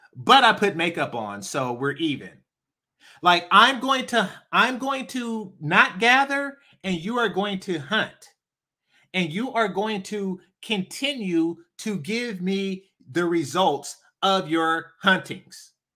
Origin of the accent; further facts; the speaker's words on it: Oakland, California, United States; I'm from East Oakland.